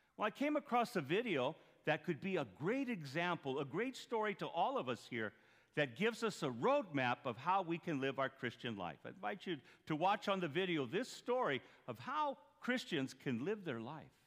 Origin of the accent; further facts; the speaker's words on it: Duncan, Arizona, United States; moved away; I'm from Duncan there